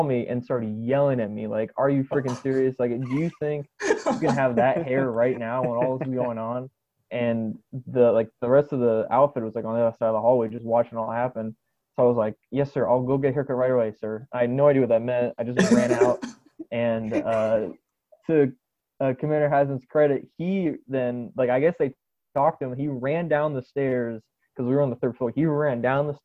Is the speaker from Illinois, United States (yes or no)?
no; Columbus, Ohio, United States; moved away as an adult; also born or lived in Texas; I am from Columbus, Ohio